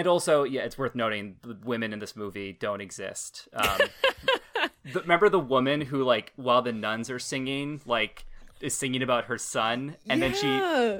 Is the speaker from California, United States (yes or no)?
no; New Hampshire, United States; I'm, like, part of, like, the fake, like, Boston. I'm from New Hampshire